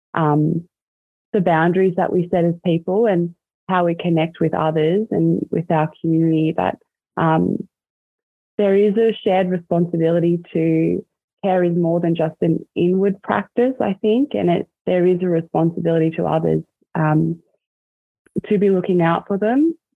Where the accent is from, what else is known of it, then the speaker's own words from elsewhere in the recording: Corowa, New South Wales, Australia; growing up in Corowa. I'm sure a lot of you are probably familiar with that little town. It's um, on the banks of the Murray River. And that's where I spent um, a lot of my childhood